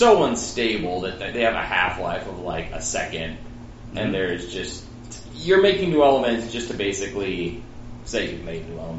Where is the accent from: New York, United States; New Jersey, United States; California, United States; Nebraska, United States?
Nebraska, United States; Because I'm from Nebraska